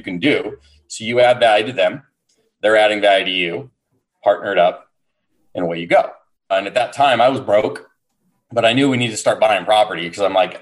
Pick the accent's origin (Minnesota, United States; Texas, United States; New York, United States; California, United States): California, United States; San Diego; born and raised in San Diego